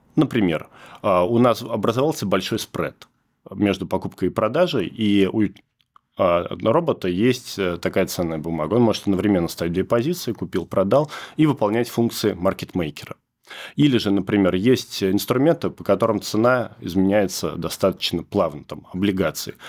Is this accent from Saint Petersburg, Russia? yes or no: no; Zelenograd, Moscow, Russia; Я сам из Зеленограда. В Зеленограде родился, закончил институт